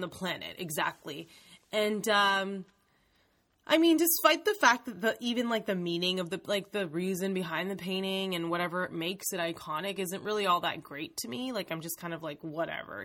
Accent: Canada; our Canadian education system

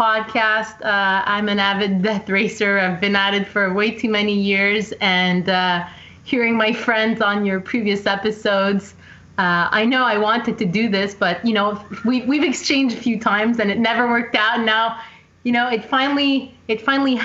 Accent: Montreal, Quebec, Canada; I'm from Montreal, Quebec, born and raised.

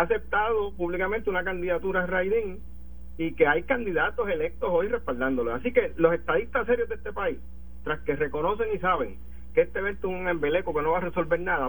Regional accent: Puerto Rico; como puertorriqueño

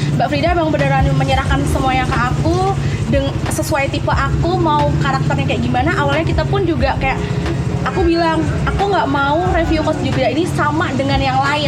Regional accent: Yogyakarta, Special Region of Yogyakarta, Indonesia; aku orang Jogja sendiri

